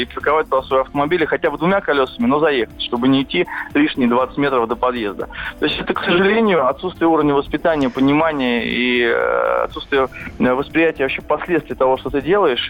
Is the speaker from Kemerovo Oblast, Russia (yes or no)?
no; Moscow, Russia; я сам очень часто бываю в Бирюлево, откуда я родом